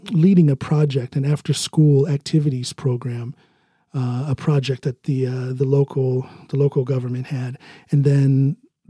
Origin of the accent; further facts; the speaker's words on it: United States; accent: American English; first language English; moved away as an adult; now in Norway; my native language, which is American English